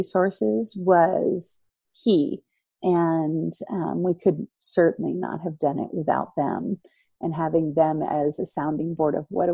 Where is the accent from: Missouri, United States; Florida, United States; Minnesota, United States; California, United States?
Florida, United States; moved away as an adult; also born or lived in Boston, Massachusetts / Philippines; now in North Idaho, United States; I was born in Boston, raised in Florida